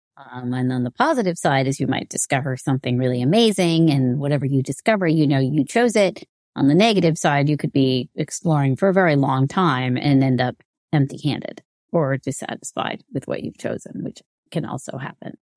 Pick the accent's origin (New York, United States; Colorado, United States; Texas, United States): New York, United States; growing up in New York, in, uh, the high schools here in the U S